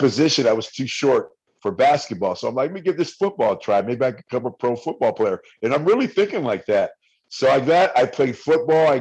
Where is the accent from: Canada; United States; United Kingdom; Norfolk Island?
United States; Bay Area, California; now in Las Vegas, United States; I'm from the Bay Area